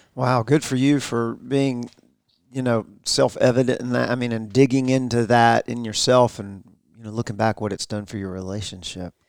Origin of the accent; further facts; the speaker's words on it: the South, Georgia, United States; We're from the South in Georgia